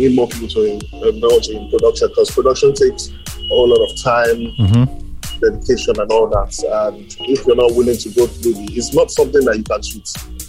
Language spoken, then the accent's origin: English; Nigeria; See, you're dealing with Nigerians, you have to be a Nigerian too.